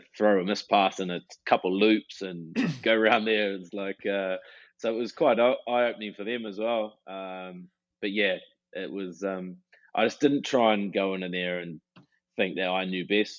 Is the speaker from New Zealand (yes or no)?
yes; New Plymouth, Taranaki, New Zealand; moved away as an adult; growing up in New Zealand